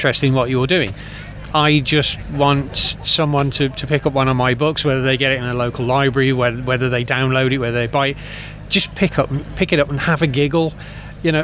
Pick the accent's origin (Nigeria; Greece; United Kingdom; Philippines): United Kingdom; Dudley, West Midlands; accent: Dudley; I've got a terrible Dudley accent. I'm from the Black Country